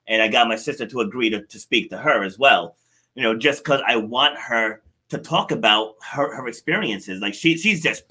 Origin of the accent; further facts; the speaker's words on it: Rhode Island, United States; also born or lived in New York City; I was born in New York City. I'm the youngest of seven kids, but my parents moved us up here to Rhode Island in the woods